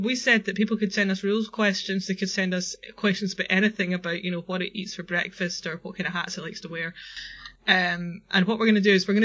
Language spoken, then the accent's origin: English; Scotland, United Kingdom; we're Scottish